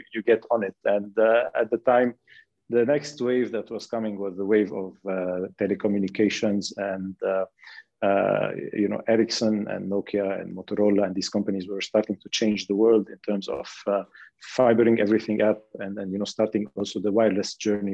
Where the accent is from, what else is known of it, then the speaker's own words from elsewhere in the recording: Lebanon; I'm from Lebanon and from the Middle East in general